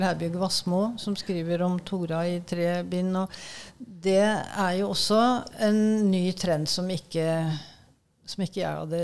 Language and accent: Norwegian; Innlandet, Norway; Altså, jeg kom jo fra, fra Innlandet.